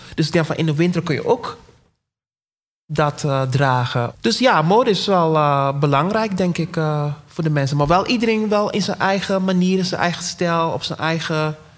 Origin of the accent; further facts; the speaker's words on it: Curaçao; ik kom uit Curaçao